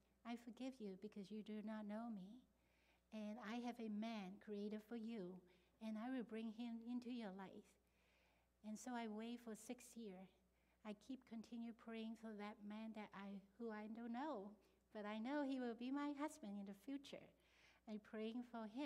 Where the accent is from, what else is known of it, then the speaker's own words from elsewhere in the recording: Hong Kong; English is a second language; moved away as an adult; now in United States; I am now grow up in a Christian country. I'm from Hong Kong